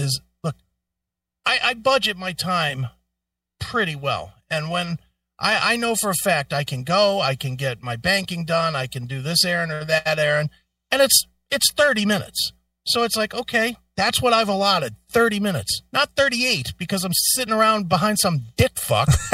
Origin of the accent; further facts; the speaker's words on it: Ohio, United States; I'm from Ohio.